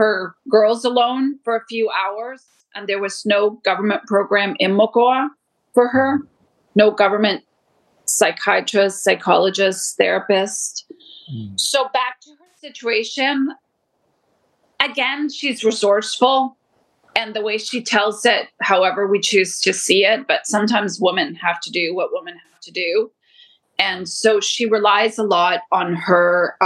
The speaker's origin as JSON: {"language": "English", "town": "Toronto", "region": "Ontario", "country": "Canada", "tie": "born or raised there", "also_born_or_lived": "Colombia", "said": "I grew up in Canada"}